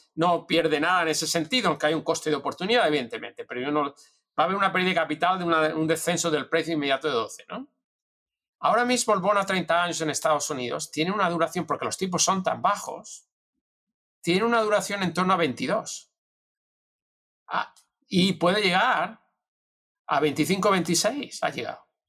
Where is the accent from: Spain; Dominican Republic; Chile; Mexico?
Spain; moved away as an adult; also born or lived in Madrid; now in United States